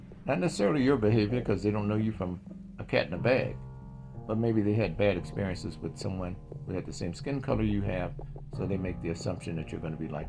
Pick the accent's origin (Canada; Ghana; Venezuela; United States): United States; Mississippi; moved away; also born or lived in Inland Empire, California; I grew up in Mississippi during the 1960s, 70s